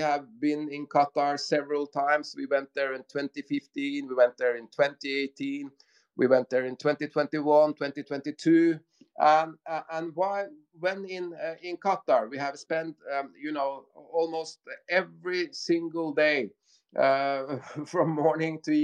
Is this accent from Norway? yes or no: yes; Norway; we are from Norway